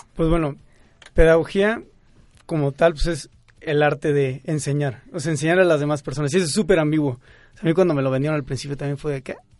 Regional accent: Querétaro, Mexico; now in Mexico City, Mexico; yo soy de Querétaro

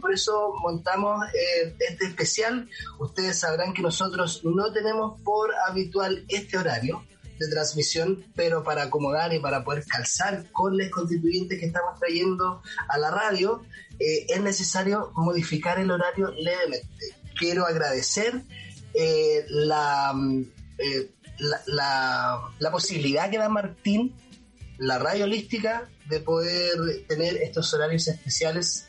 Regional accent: Quirihue, Ñuble, Chile; Quirihue, de donde yo soy

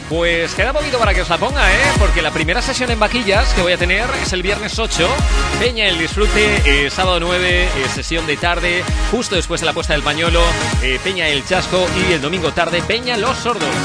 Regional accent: Cheste, Valencian Community, Spain; de Cheste

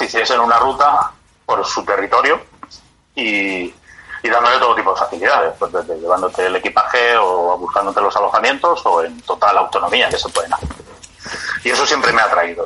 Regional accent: Community of Madrid, Spain; also born or lived in Tres Cantos; soy un madrileño eh, toda la vida

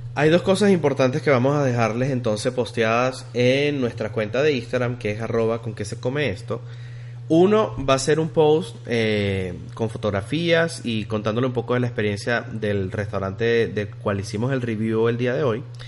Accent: Venezuela; now in Texas, United States; como diríamos nosotros en Venezuela

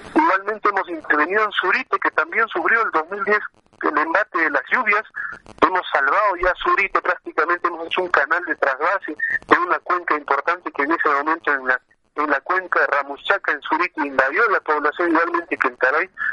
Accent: Calca, Cusco, Peru; nosotros, como calqueños y como cusqueños

